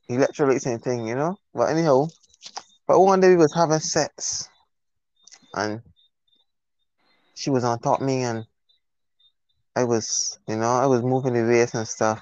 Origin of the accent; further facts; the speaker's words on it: Barbados; accent: Bajan; I'm from Barbados.